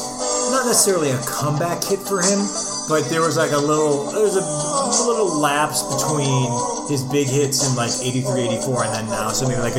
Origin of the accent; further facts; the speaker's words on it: Beachwood, Ohio, United States; And he's from my hometown.